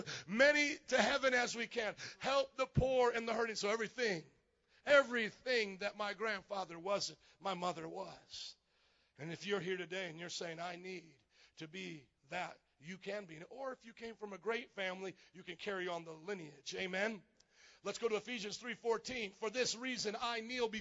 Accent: Fort Wayne, Indiana, United States; moved away as an adult; also born or lived in New Orleans; now in Chicago, United States; I grew up in Fort Wayne, Indiana, where there was nobody Polish

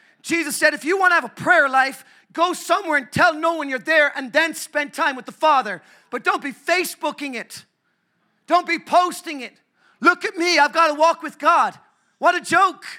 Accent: Ireland; I'm so grateful I'm Irish. I'm from the Republic of Ireland

